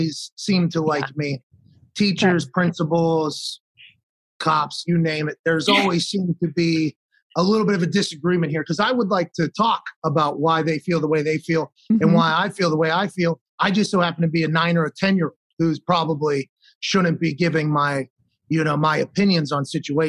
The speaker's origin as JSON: {"language": "English", "town": "Pittsburgh", "region": "Pennsylvania", "country": "United States", "tie": "born or raised there", "said": "I was born in McGee's Women's Hospital in Pittsburgh"}